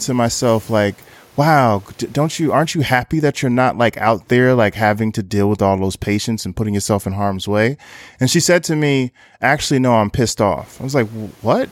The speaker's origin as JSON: {"language": "English", "town": "Newark", "region": "New Jersey", "country": "United States", "moved": "yes", "lives_now": "Brooklyn, New York, United States", "said": "based out of Brooklyn, New York, but I'm originally from Newark, New Jersey."}